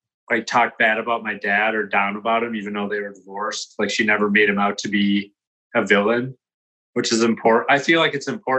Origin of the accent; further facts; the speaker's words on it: Saint Paul, Minnesota, United States; also born or lived in Maplewood, Minnesota; I'm born and raised in St. Paul, Minnesota, and I lived on the east side of St. Paul until about fourth grade. Then I moved to Maplewood